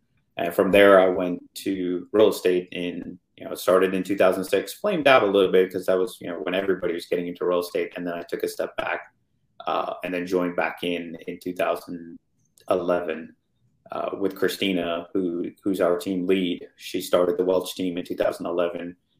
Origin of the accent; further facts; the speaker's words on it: India; knowing about, you know, where I grew up and even knowing Dubai at the time, but thinking, okay, hey, I'm Indian.